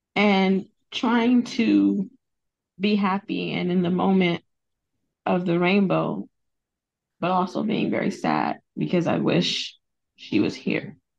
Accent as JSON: {"language": "English", "region": "California", "country": "United States", "said": "I'm from California in the United States"}